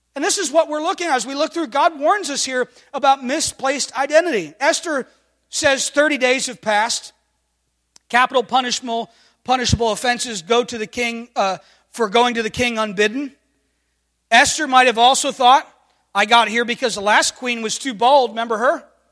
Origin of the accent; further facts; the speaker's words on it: United States; I'm thankful to identify this morning as an American.